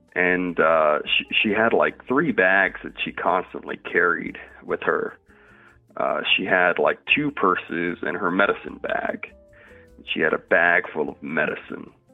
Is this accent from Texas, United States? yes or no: no; Louisiana, United States; moved away; moved back to my hometown in Louisiana at the age of 19